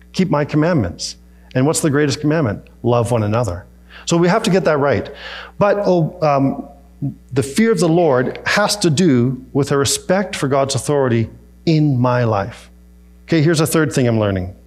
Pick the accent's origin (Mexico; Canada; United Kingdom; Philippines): Canada; Peachland, British Columbia; moved away; We were in Peachland, where I grew up in the Okanagan